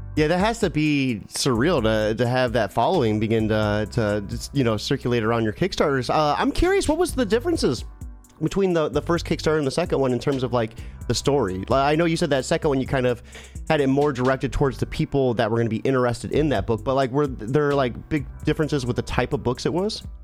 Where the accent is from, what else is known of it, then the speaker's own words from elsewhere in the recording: Ohio, United States; I'm from Ohio